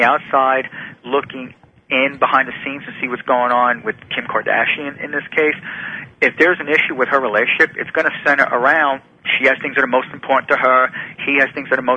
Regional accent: New Jersey, United States; I loved growing up in New Jersey

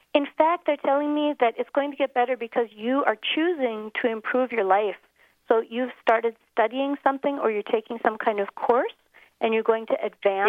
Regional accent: Minneapolis, Minnesota, United States; moved away as an adult; now in South Africa; an ordinary childhood in Minneapolis, growing up in the snow

